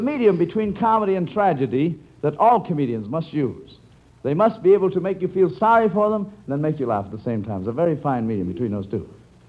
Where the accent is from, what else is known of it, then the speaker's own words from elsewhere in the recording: Clinton, Iowa, United States; I was born in Clinton, Iowa.